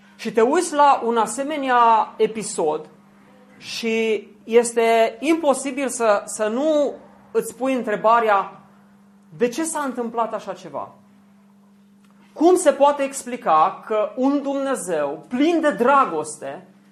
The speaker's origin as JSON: {"language": "Romanian", "town": "Zalău", "region": "Sălaj County", "country": "Romania", "tie": "born or raised there", "said": "Eu am crescut la Zalău, lângă Oradia"}